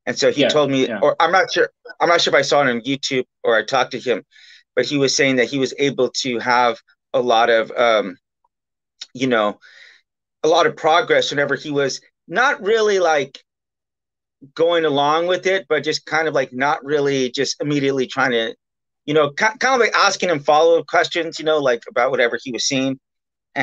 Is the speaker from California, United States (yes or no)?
yes; Bakersfield, California, United States; I'm from Bakersfield, California, and Bakersfield, California is like the meth capital